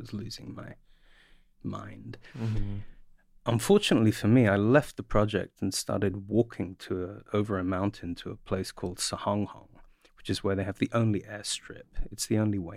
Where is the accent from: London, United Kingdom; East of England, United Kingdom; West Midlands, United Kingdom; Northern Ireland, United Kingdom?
London, United Kingdom; I grew up in the north.